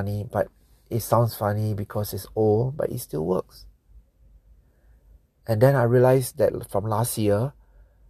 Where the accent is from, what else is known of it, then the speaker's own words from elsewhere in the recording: Singapore; I'm from Singapore. Singapore